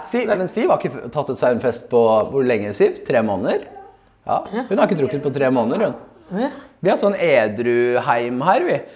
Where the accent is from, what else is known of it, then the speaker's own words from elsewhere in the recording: Sandnes, Rogaland, Norway; Hvis Sandnes er Oslo, så er min bydel der jeg kommer fra, Stovner.